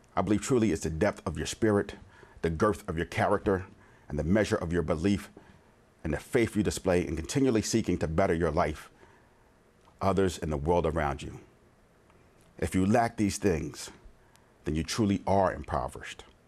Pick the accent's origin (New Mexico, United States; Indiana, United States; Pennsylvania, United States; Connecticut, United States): Pennsylvania, United States; Conshohocken; also born or lived in Norristown, Pennsylvania; Living in Conchock in P